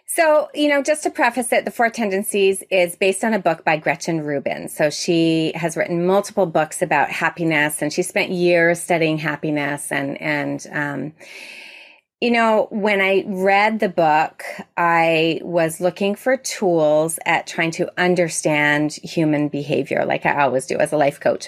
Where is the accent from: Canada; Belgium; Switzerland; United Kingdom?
Canada; Toronto, Ontario; I'm from Toronto, Ontario, Canada